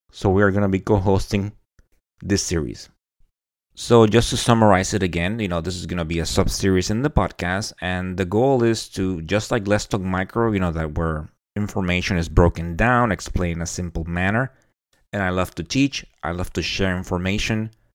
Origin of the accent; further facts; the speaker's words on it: Puerto Rico; first language Spanish; English is a second language; I was born and raised in Puerto Rico. And I think, you know, uh, growing up speaking Spanish